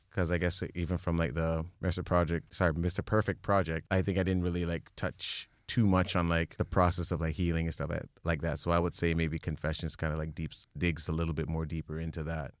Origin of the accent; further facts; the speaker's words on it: Mississauga, Ontario, Canada; now in Brampton, Canada; I was, like, born and raised in Mississauga area